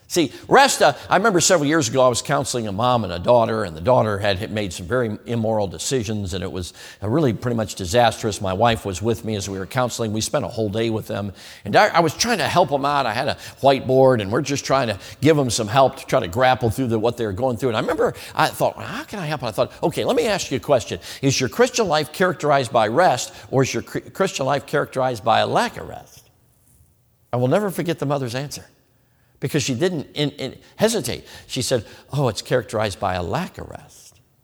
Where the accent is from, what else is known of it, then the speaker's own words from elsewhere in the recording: Chicago, Illinois, United States; I grew up in Chicago.